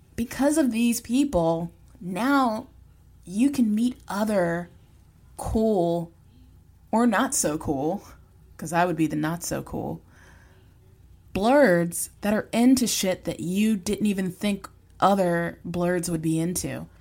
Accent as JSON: {"language": "English", "region": "Virginia", "country": "United States", "said": "I'm from the South. I'm from Virginia. Y'all is a part of my vernacular"}